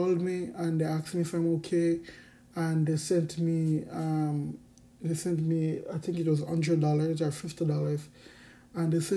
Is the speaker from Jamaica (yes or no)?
yes; Jamaica; born or raised there; also born or lived in Dominican Republic